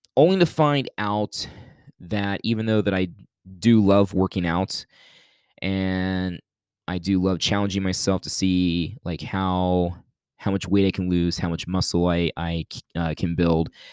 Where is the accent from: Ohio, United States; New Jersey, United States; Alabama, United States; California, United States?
Ohio, United States; Youngstown; moved away; at church back in my hometown of Youngstown, Ohio